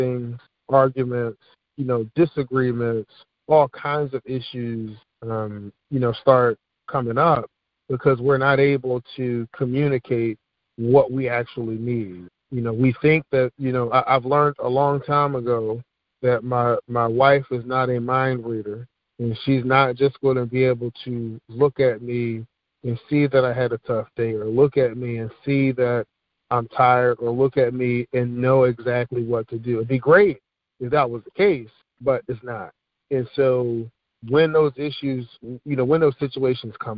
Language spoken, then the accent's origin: English; Philadelphia, Pennsylvania, United States; moved away as an adult; now in Richmond, United States; growing up in Philadelphia